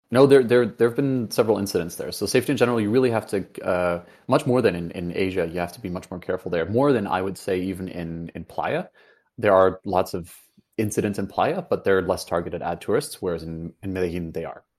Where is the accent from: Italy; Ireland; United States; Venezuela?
Venezuela; moved away; I grew up in Venezuela for, for a part of it